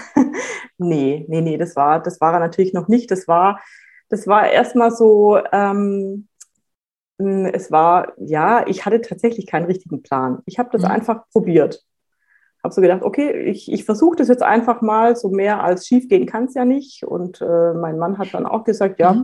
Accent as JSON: {"language": "German", "town": "Reutlingen", "region": "Baden-Württemberg", "country": "Germany", "tie": "born or raised there", "moved": "as an adult", "lives_now": "Franconia, Germany", "said": "Ich bin eigentlich ähm, aus Schwaben"}